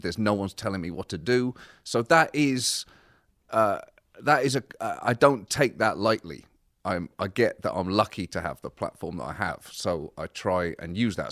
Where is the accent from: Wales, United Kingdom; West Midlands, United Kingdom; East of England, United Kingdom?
East of England, United Kingdom; Bedford; moved away as an adult; also born or lived in Birmingham / Liverpool; now in United States; I was born in Birmingham. My family are from Liverpool, and I was raised in Bedford, uh, just about an hour north of London.